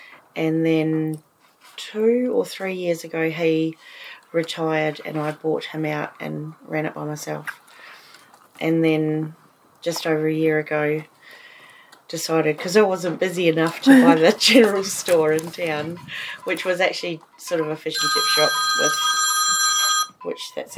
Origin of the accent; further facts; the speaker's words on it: New Zealand; moved away as an adult; now in Australia; I grew up on a little farm in New Zealand, and my dad was a shearing contractor.